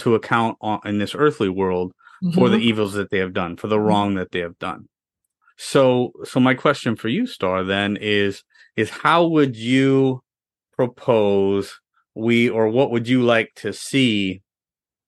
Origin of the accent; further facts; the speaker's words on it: United States; I'm an American. I was born here. I've been here my whole life